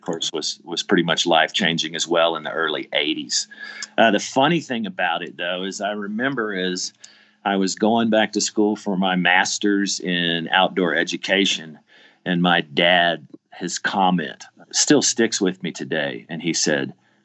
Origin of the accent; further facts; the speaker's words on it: Richardson, Texas, United States; now in Colorado, United States; I grew up in Richardson, Texas, outside of Dallas